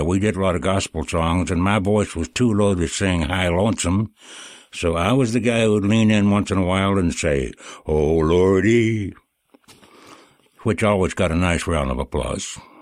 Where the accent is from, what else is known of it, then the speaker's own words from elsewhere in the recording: Kentucky, United States; moved away; I grew up in Kentucky